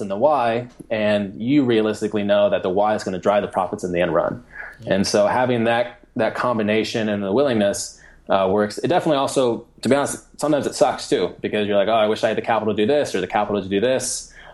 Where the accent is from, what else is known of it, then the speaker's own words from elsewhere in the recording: Colorado, United States; now in Indianapolis, United States; I live here in Indianapolis right now. I'm from Colorado